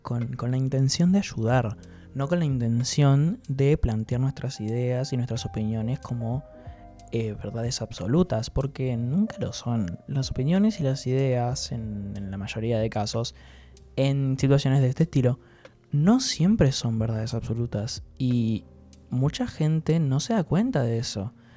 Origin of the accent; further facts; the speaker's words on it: Entre Ríos, Argentina; yo soy entrerriano pura sangre